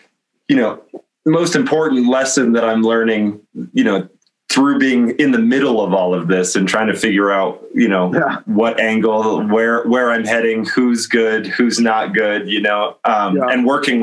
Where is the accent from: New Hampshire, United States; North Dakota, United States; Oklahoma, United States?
North Dakota, United States; I am from North Dakota.